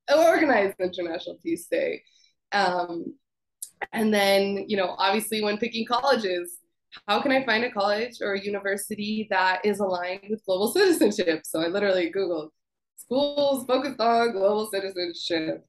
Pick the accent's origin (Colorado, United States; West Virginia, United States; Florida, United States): Colorado, United States; Growing up in Colorado, you know, it's very homogenous. I lived in the suburbs